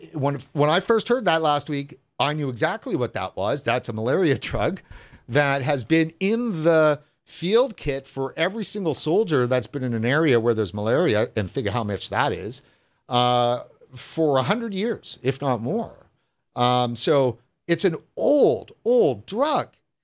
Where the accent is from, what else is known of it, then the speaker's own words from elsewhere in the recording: Sweden; I'm from Sweden, so I don't have any insight on that.